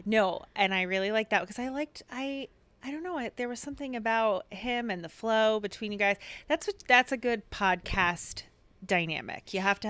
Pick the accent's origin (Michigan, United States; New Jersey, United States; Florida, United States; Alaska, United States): New Jersey, United States; moved away as an adult; now in Tempe, United States; I am 20 years here in the Valley, but born and raised in New Jersey.